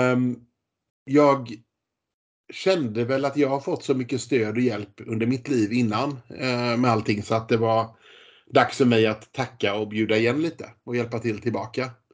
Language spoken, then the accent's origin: Swedish; Gothenburg, Västra Götaland, Sweden; jag kommer från Göteborg och bor kvar i Göteborg med min familj